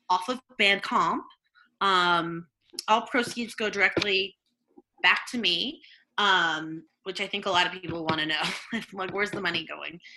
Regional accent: Missouri, United States; also born or lived in New York City, United States; growing up in Missouri, where I learned about the artisanal beliefs of the uh, river people of Missouri, learning their ways, using textiles, but but had nothing. Uh, made my way to NYC, like many women dream of.

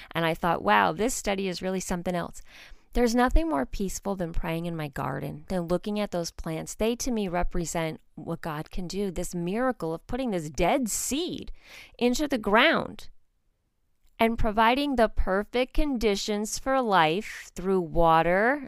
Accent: outside of New York City, United States; moved away as an adult; I grew up outside of New York City

